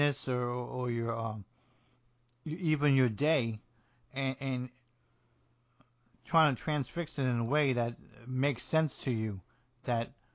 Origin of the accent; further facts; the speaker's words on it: New Jersey, United States; I'm from New Jersey and I speak a little like Tony Soprano